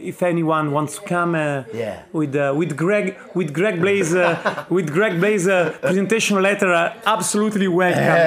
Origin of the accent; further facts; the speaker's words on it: Piedmont, Italy; I'm from Piedmont